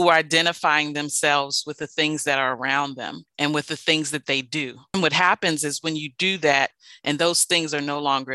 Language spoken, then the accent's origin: English; Maryland, United States; I am from the Washington metropolitan area, born and raised in Maryland.